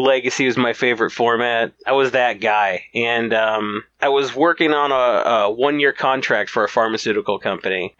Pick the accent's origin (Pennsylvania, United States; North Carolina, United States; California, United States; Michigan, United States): Michigan, United States; Battle Creek; also born or lived in South Carolina / Manchester, England; I was mostly in Battle Creek